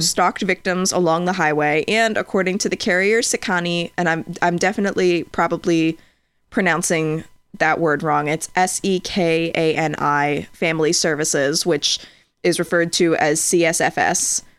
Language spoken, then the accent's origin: English; United States; I'm an American